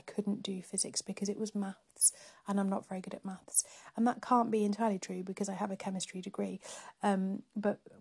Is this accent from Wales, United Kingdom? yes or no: yes; North Wales, United Kingdom; moved away as an adult; also born or lived in Nottingham; now in Cambridge, United Kingdom; I grew up in North Wales